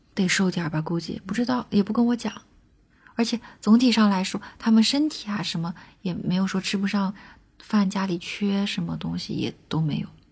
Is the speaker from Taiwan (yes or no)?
no; China; first language Chinese; 我不光能有中国人的视角